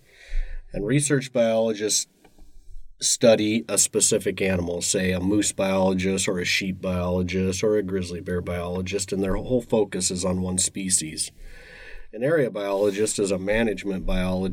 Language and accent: English; Eagle River, Alaska, United States; also born or lived in Fairbanks, Alaska; I grew up in Eagle River, Alaska, just outside of Anchorage.